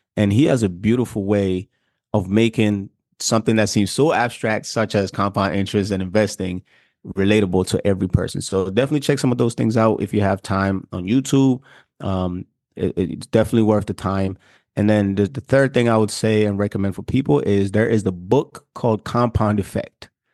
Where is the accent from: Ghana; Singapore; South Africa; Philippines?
Ghana; moved away; I'm from Africa, I'm from Ghana, and so part of our diet is actually heavy starch